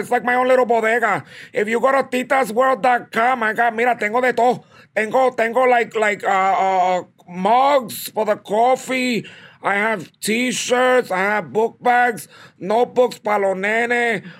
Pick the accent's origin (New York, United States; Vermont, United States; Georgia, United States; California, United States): New York, United States; Bronx; I mean, originally, you know, my family's from Puerto Rico, pero, you know, I was born and raised in the South Bronx.